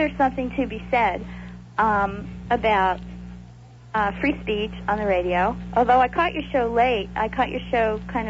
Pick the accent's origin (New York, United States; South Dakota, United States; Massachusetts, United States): New York, United States; New York City; moved away as an adult; now in Florida, United States; Born in Manhattan.